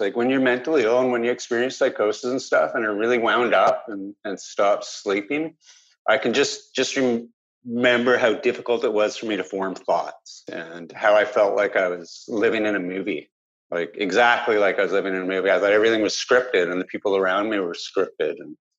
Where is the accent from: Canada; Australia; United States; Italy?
Canada; Vancouver Island, British Columbia; I grew up on Vancouver Island. I had grew up single parent household with six children.